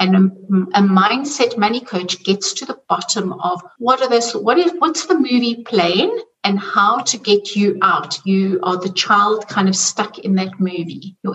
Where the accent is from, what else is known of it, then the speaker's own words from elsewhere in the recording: South Africa; now in Zurich, Switzerland; I'm originally from South Africa, and you can hear by the accent, and I'm living in Zurich in Switzerland.